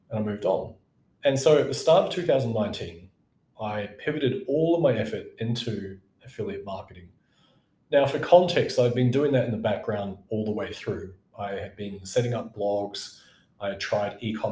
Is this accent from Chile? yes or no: no; New Zealand; moved away; went back to my home country, New Zealand.